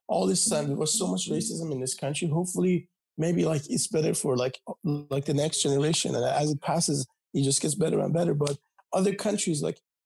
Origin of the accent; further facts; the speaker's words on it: Iran; now in United States; I grew up in Iran